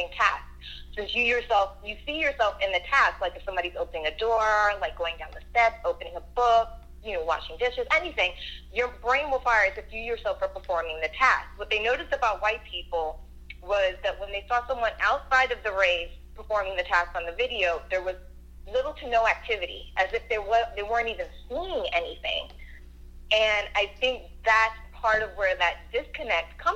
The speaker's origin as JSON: {"language": "English", "region": "Florida", "country": "United States", "tie": "born or raised there", "also_born_or_lived": "New York", "said": "I was born in New York, but we moved to Florida when I was around 5"}